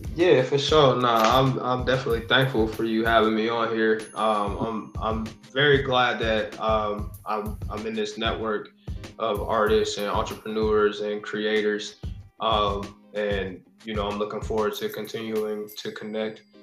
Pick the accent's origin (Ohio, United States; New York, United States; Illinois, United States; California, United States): Ohio, United States; near the Pennsylvania border, eastern; now in Columbus, United States; Pittsburgh is probably like an hour and 20 from my hometown. Okay because it's like right there on the border of PA